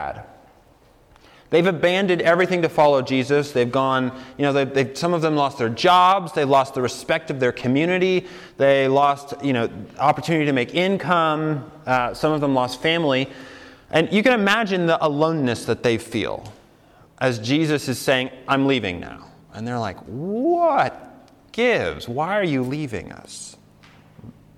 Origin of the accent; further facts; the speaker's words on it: Colorado, United States; moved away as an adult; also born or lived in New York City; I grew up in Colorado, and I went to college in New York City